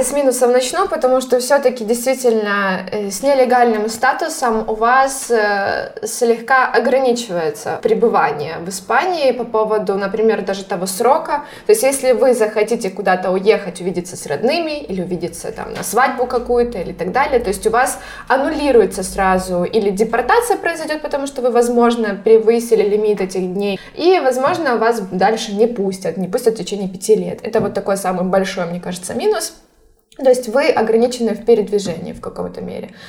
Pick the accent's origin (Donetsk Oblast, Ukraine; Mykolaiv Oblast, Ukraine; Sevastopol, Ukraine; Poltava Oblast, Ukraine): Poltava Oblast, Ukraine; Horishni Plavni; moved away as an adult; now in Spain; Да, я родилась в Полтавской области, город Гриш Нижние Плавни, на берегу Днепра